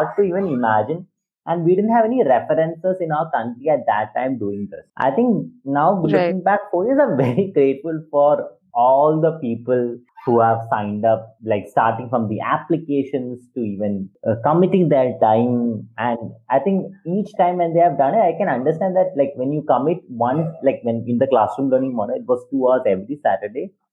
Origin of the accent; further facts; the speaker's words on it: Thiruvananthapuram, Kerala, India; I am from Kerala in Trivandrum. So when I, till the age of 21, I had a very common, like a very common education, where I went to a Catholic school